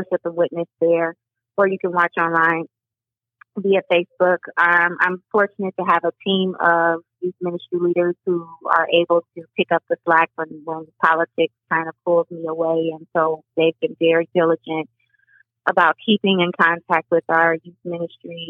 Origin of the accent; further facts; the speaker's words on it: Cleveland, Ohio, United States; I am a product of Cleveland, Cleveland Public Schools. I grew up on Martin Luther King in Union